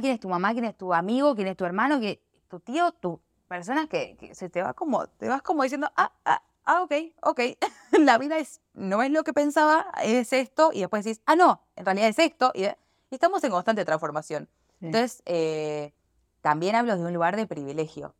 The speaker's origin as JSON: {"language": "Spanish", "country": "Argentina", "moved": "yes", "said": "Yo soy de Argentina"}